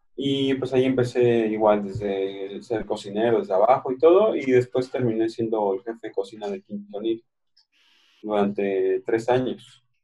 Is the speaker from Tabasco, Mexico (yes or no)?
no; Mexico City, Mexico; moved away; yo soy de la Ciudad de México